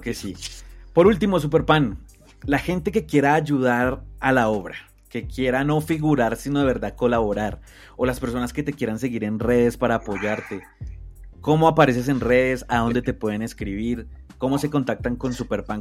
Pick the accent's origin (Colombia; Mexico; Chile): Colombia; como colombiano